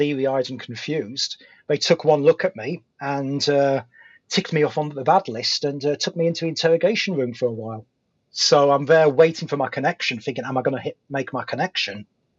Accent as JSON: {"language": "English", "country": "United Kingdom", "accent": "British", "said": "because I have that slight gravitas of having a British accent"}